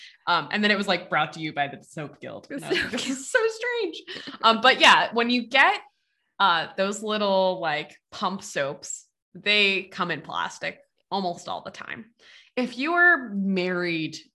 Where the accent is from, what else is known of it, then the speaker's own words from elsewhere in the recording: United States; we're from the States